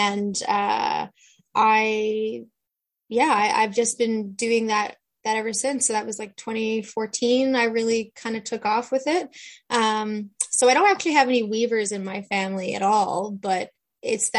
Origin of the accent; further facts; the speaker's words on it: Alberta, Canada; moved away as an adult; now in Newfoundland, Canada; when I was eight, we moved to Alberta